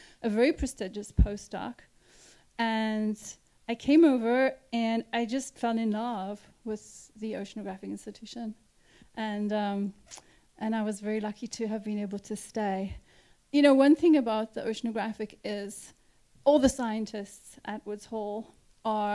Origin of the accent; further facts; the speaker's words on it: South Africa; moved away as an adult; also born or lived in Cape Town; now in Cape Cod, United States; I grew up in South Africa